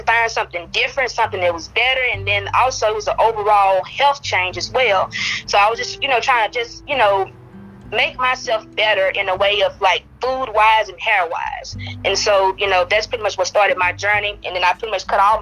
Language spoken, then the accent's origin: English; Ringgold, Louisiana, United States; I'm from Ringo, Louisiana, very small town